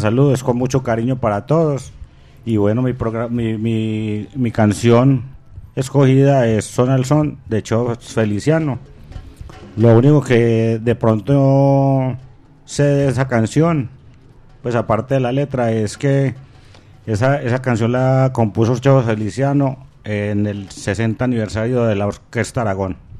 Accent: Medellín, Antioquia, Colombia; Soy de Manrique, nacido y creado en ese barrio.

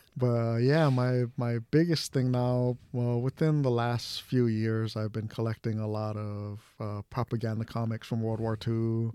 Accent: Hawaii, United States; I'm, I'm Japanese from Hawaii

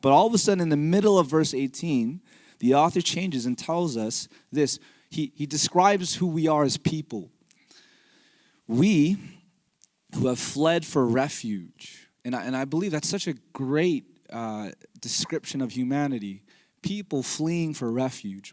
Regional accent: Fremont, California, United States; moved away as an adult; also born or lived in Pleasanton; I'm a Bay Area native. I grew up here in the East Bay, uh, Fremont and Pleasanton

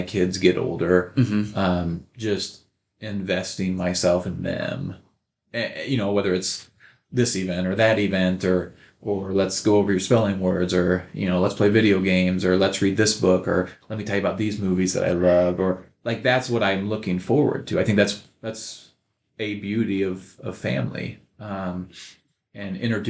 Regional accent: Odell, Nebraska, United States; also born or lived in Beatrice, Nebraska; now in McCool Junction, United States; growing up in Odell, Nebraska

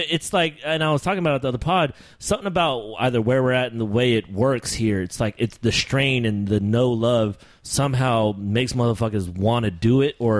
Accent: Sacramento, California, United States; We're from Sacramento.

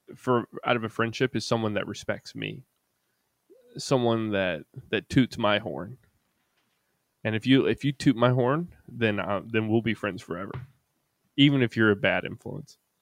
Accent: Kannapolis, North Carolina, United States; back in my hometown

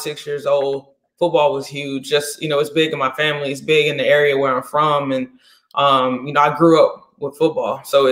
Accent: North Carolina, United States; I'm from North Carolina

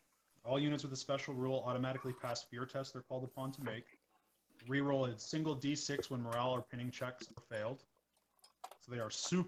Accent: Edmonton, Alberta, Canada; we're from the Edmonton area, so the Edmonton Eskimos football team are green and gold

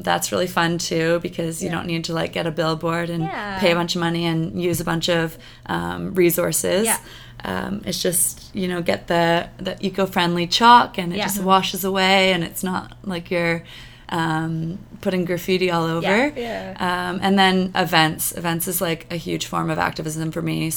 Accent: Sarnia, Ontario, Canada; moved away as an adult; now in Vancouver, Canada; when I grew up in Sarnia

